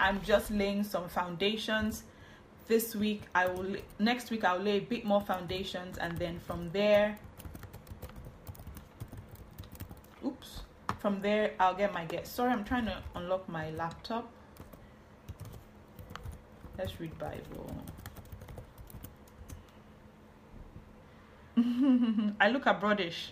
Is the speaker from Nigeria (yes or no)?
yes; Warri, Delta, Nigeria; also born or lived in Benin City, Nigeria; I'm from Warri. I lived in Benin City